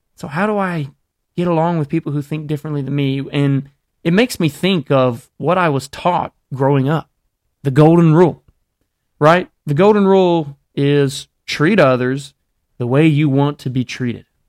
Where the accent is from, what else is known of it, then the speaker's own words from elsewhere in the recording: Alabama, United States; I grew up in Alabama